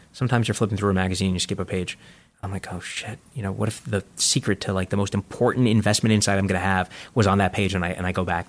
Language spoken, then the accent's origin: English; New York City, New York, United States; When I grew up in Coney Island